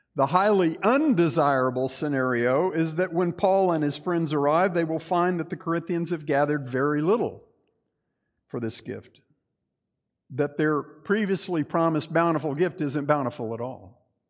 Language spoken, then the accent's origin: English; Texas, United States; I'm Texan